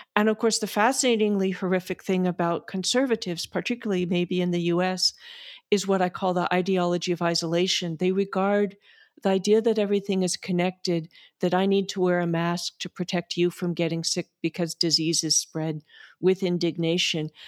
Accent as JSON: {"language": "English", "country": "United States", "said": "speaking again as an American"}